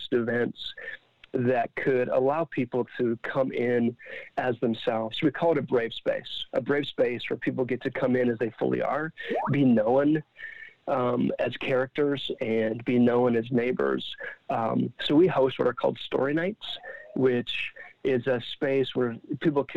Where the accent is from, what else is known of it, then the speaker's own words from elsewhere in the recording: Ottawa, Ontario, Canada; I'm from Ottawa, and we do this in Ottawa in my neighborhood every month